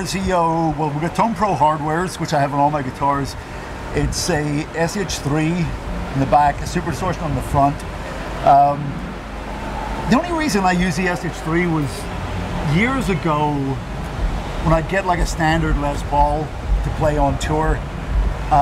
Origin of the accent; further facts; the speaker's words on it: County Antrim, Northern Ireland, United Kingdom; I was born and raised in County Antrim in Northern Ireland